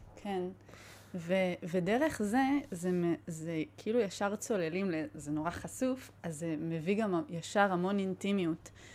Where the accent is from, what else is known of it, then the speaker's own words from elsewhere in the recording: Israel; אני באה מקיבוץ